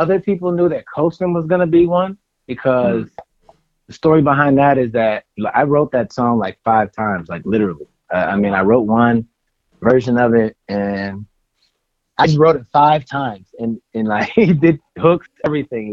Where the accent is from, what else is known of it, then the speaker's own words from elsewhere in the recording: the Bay Area, California, United States; I'm from the Bay Area